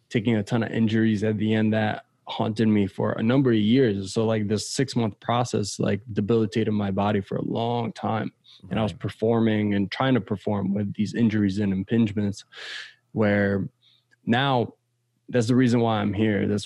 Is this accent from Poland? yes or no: yes; Poland; also born or lived in United States; growing up in Poland and growing up in the States, it's just two completely different cultures.